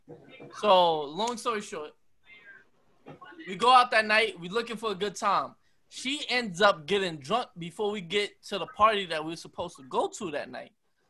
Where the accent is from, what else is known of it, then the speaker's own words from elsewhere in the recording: New York City, New York, United States; when I was growing up in Brooklyn